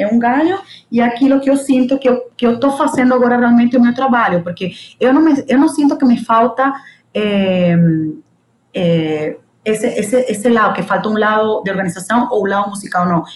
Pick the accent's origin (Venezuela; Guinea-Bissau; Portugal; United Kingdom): Venezuela; El Tigre, Anzoátegui; first language Spanish; Portuguese is a second language; moved away as an adult; also born or lived in São Paulo, Brazil / United States; now in Mato Grosso, Brazil; venho da Venezuela, minha língua é espanhol